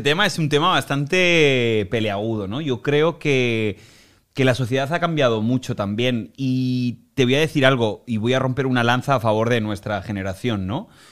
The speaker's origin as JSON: {"language": "Spanish", "country": "Spain", "moved": "as an adult", "lives_now": "Miami, United States", "said": "en mi país, en España"}